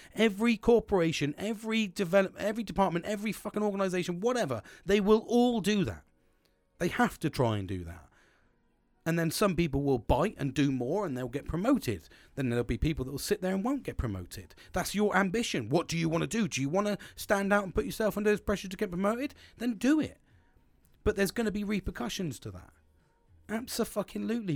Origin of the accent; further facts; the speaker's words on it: United Kingdom; I'm a British sarcastic twat.